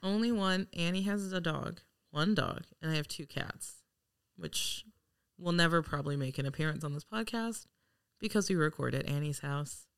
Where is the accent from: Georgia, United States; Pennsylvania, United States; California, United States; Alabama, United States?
California, United States; Los Angeles; I am from Los Angeles